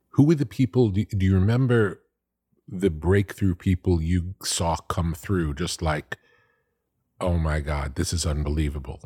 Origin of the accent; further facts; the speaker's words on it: Long Beach, New York, United States; I'm from Long Beach